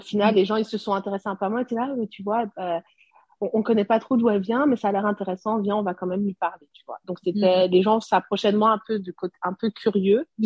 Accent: Burundi; also born or lived in Montreal, Canada; now in Guadeloupe; J'étais la seule burundaise

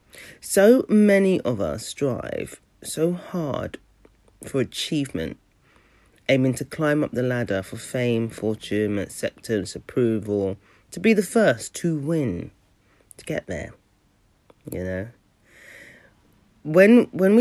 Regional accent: London, United Kingdom; moved away; I grew up in South London and I don't live there anymore

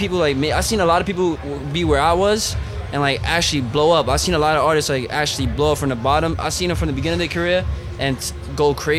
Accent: New York, United States; I'm an artist from New York.

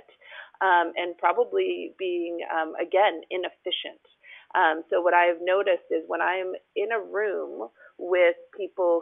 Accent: New Jersey, United States; moved away as an adult; also born or lived in New York; now in California, United States; I'm not from California. I grew up in New Jersey.

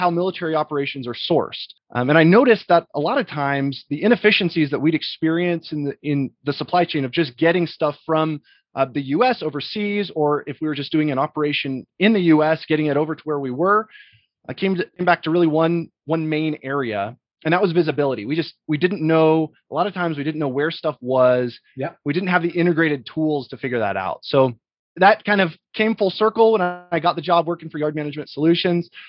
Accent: Boise, Idaho, United States; moved away; Originally, I'm from Boise, Idaho.

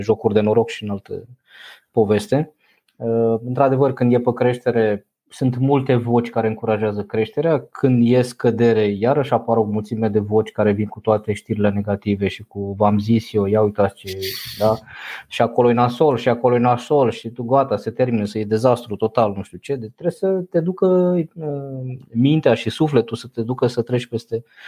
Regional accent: Romania; pe noi ca și români

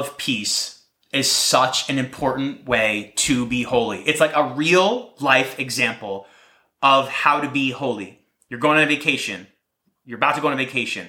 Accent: New Jersey, United States; I'm from New Jersey

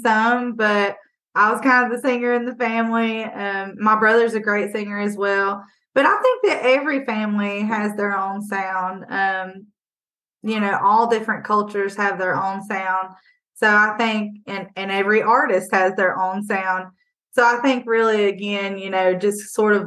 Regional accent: Bristol, Tennessee, United States; moved away as an adult; now in Hillsville, Virginia, United States; I grew up in Bristol. I graduated from Tennessee High there

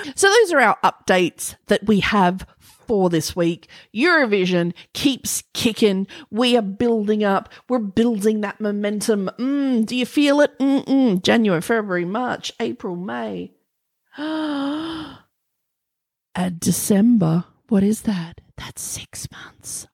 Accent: Australia; accent: Australian; my Australian accent

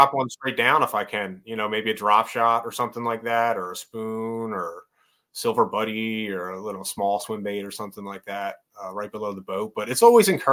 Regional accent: Northeast, United States; I grew up in the Northeast

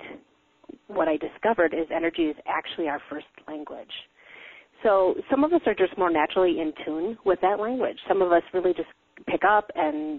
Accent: Wisconsin, United States; born or raised there

